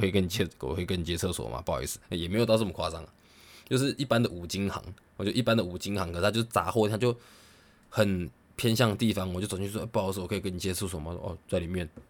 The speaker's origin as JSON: {"language": "Chinese", "country": "Taiwan", "said": "我觉得有呃以台湾人为荣啊，以身为台湾人为荣啊。呃，你看台湾是这个多棒的国家"}